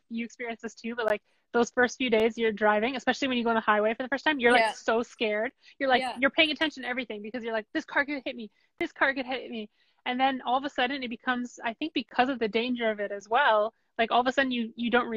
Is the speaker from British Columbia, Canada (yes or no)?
no; Ottawa, Ontario, Canada; I'm from Ottawa